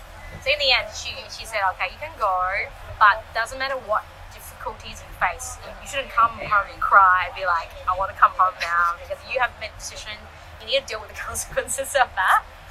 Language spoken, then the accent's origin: English; Australia; look, I'm Chinese Australian, you know, this is what I'm doing, do I have any support?